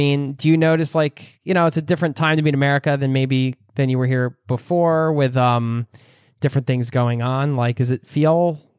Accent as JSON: {"language": "English", "country": "Norway", "said": "I'm in Norway here. You're making me miss my home country a little bit."}